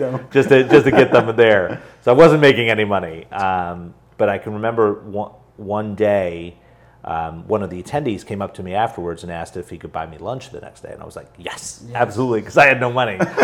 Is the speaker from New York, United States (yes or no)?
no; New Jersey, United States; I was born and raised in New Jersey.